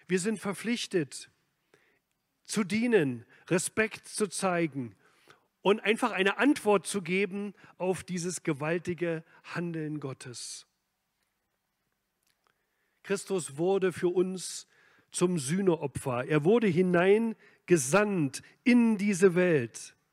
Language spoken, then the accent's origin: German; East Germany, Germany; Ich bin ja in Ostdeutschland aufgewachsen.